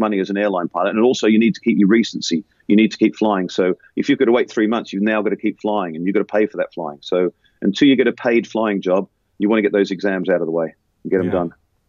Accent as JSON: {"language": "English", "country": "Australia", "moved": "as an adult", "lives_now": "United Kingdom", "said": "But I remember I came from Australia to the UK in 1990, and I had to sit those exams again."}